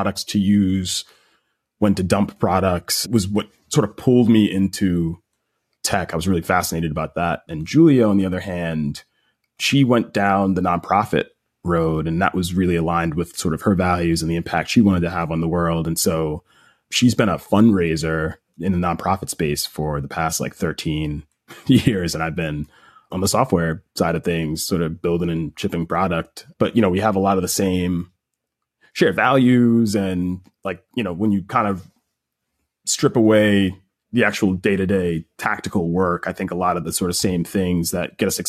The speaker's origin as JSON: {"language": "English", "town": "Baldwin", "region": "New York", "country": "United States", "tie": "born or raised there", "said": "grew up in right outside of New York City in Long Island, New York, a town called Baldwin. Grew up with both my parents and I got one sibling, younger sister, 6 years younger than me. And, you know, we grew up in a lower middle class background"}